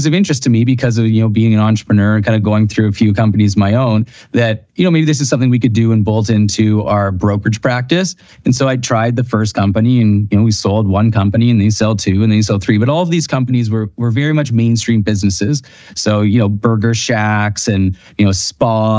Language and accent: English; outside of Toronto, Ontario, Canada; now in Revelstoke, Canada; I grew up outside of Toronto